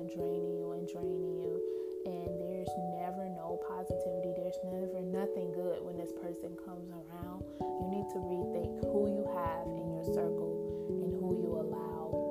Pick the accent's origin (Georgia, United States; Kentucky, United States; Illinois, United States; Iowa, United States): Illinois, United States; Chicago; now in Michigan, United States; I'm from Chicago